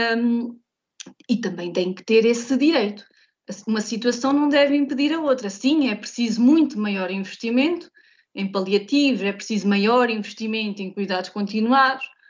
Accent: Santo António, Vagos, Aveiro District, Portugal; eu sou de Santo António

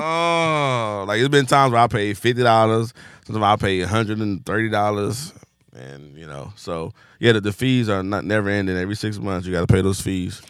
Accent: Compton, California, United States; I was from Compton

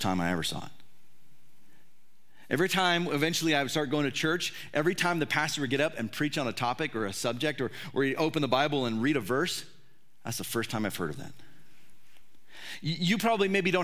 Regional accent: California, United States; I grew up in, it was the state of California, still is the state of California

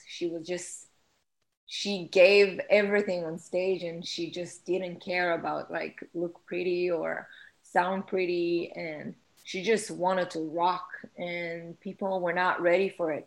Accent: Israel; English is a second language; moved away

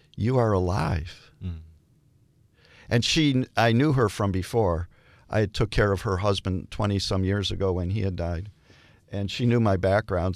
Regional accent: Detroit, Michigan, United States; I'm from Detroit

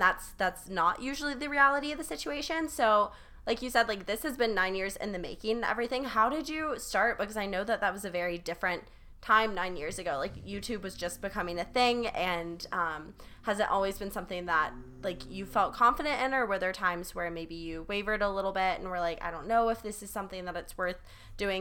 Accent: South Carolina, United States; growing up in South Carolina

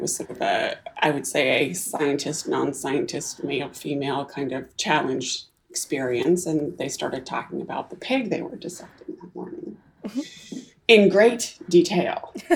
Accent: Canada; also born or lived in Silicon Valley, United States; now in Whidbey Island, United States; I was born in Canada, yeah. I've okay. been here now in the US for 26 years, mostly in Silicon Valley

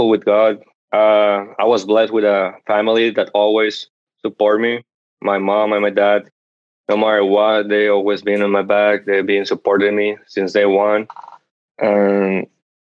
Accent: Monterrey, Nuevo León, Mexico; moved away as an adult; also born or lived in Oklahoma; now in Edmond, United States; I'm from Monterrey, Mexico. I'm an international student here at the University of Central Oklahoma

